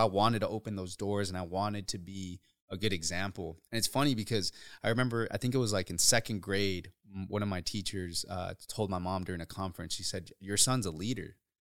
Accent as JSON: {"language": "English", "town": "Othello", "region": "Washington", "country": "United States", "tie": "born or raised there", "also_born_or_lived": "Uruapan, Michoacán, Mexico", "said": "Growing up in Othello"}